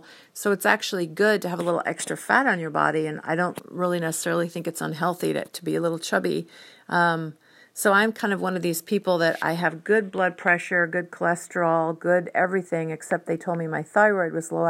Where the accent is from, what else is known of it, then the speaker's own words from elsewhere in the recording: Whidbey Island, Washington, United States; also born or lived in San Diego; And when I was 9, we moved from San Diego to Whidbey Island. And I really missed my grandparents and my dad.